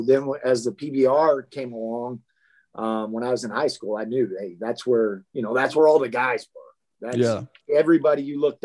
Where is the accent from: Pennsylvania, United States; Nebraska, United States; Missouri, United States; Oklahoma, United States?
Nebraska, United States; Sand Hills; also born or lived in Texas; where I grew up in Nebraska there in the Sand Hills